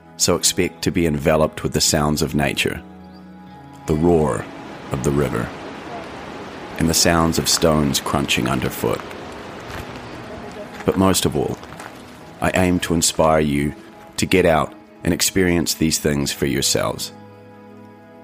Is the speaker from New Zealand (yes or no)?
yes; New Zealand; in New Zealand, my home country